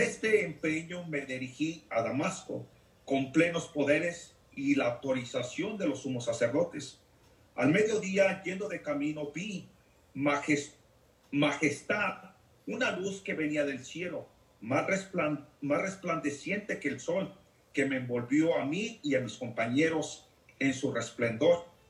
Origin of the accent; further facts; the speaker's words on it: Jalisco, Mexico; now in Lexington, United States; soy de México, Jalisco, y radico aquí en Estados Unidos, Lexington, Nebraska.